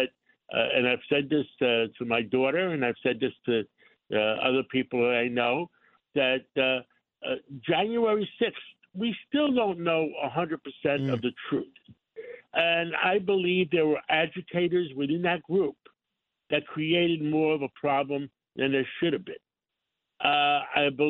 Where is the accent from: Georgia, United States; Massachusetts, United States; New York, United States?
New York, United States; English is a second language; I grew up in Harlem